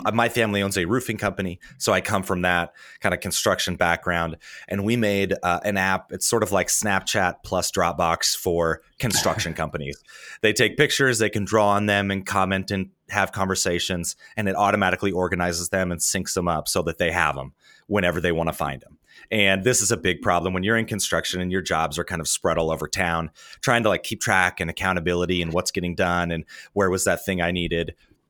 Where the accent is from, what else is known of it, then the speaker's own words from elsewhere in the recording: Lincoln, Nebraska, United States; it starts with growing up in Nebraska and kind of going to an evangelical church and the sort of the direct connection of being a evangelical and being a Republican.